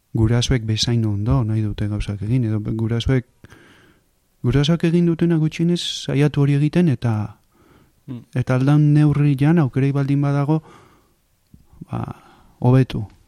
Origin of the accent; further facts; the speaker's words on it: Zarautz, Basque Country, Spain; nire infantzia, bai, hemen, e, pare hontan, pare hontan kokatzen dut